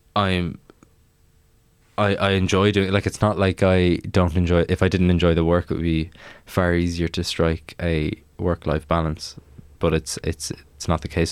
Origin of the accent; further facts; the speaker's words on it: Maynooth, Leinster, Ireland; I'm from Maynooth